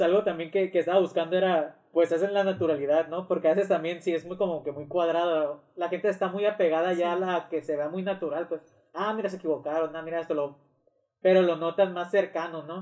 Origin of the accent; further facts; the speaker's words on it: Mazatlán, Sinaloa, Mexico; also born or lived in Mexico City / Guadalajara; aquí en Mazatlán tampoco es que lo tengamos mucho